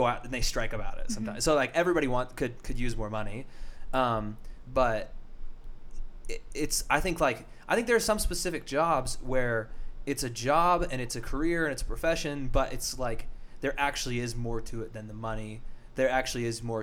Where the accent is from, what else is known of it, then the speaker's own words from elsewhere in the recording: Arvada, Colorado, United States; I grew up in Arvada in mm-hmm. the suburbs of Colorado